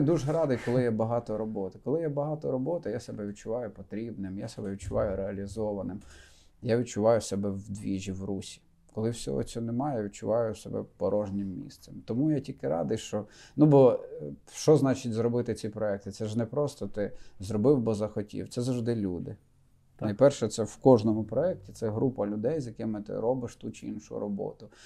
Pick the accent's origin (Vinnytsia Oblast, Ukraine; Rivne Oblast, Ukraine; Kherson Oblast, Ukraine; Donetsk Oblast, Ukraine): Rivne Oblast, Ukraine; moved away as an adult; also born or lived in Lutsk; now in Kyiv, Ukraine; я родом з Рівненщини, дружина з Волині